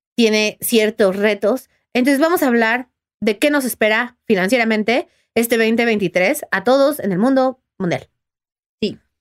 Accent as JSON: {"language": "Spanish", "country": "Mexico", "said": "yo soy muy mexicana"}